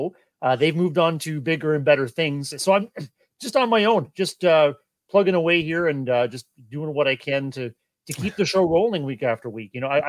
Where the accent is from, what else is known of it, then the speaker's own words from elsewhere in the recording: Canada; our own experiences as Canadians